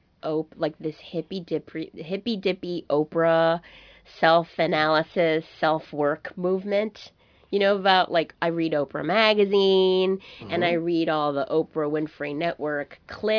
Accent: New York, United States; I grew up in New York

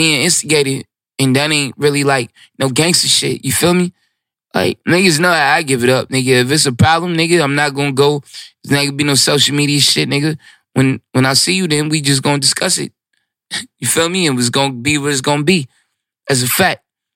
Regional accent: New York City, New York, United States; I'm from Brooklyn. Like, I'm really of this

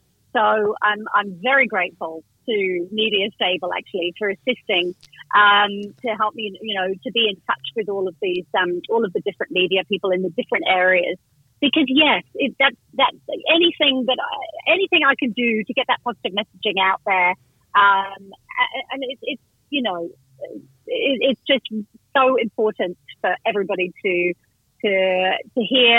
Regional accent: Vanuatu; also born or lived in Indonesia / West Africa; I grew up in Vanuatu. Then my parents lived in Indonesia. I was actually born in West Africa.

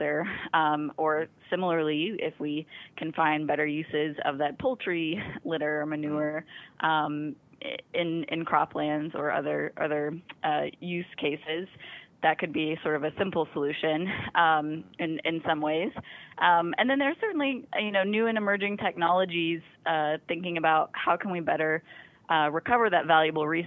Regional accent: Arkansas, United States; moved away; also born or lived in Arizona; I'm from Arkansas, and every time I come home to visit

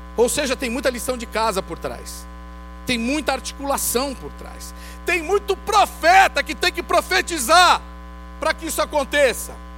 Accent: Brazil; como brasileiros

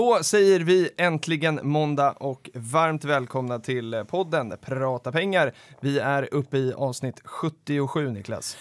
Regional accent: Sollentuna, Stockholm County, Sweden; Sollentuna, som jag ju har växt upp

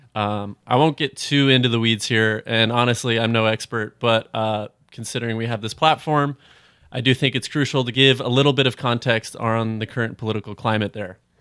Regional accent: Phoenix, Arizona, United States; growing up in Phoenix

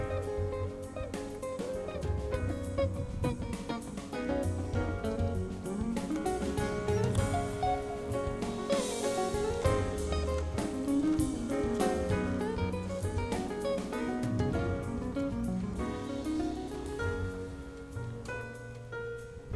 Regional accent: Southwest Oklahoma, United States; I was a little kid growing up in Southwest Oklahoma, small town

